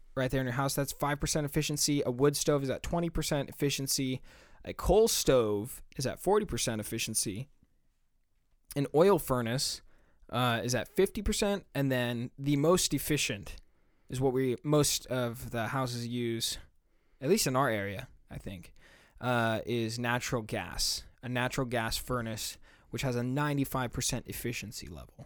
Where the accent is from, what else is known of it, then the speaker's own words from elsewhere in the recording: United States; we're both American, if you can't tell from our accents